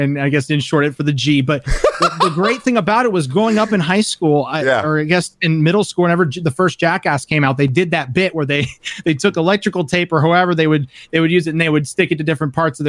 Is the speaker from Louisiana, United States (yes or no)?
no; Florida, United States; South Florida. Yeah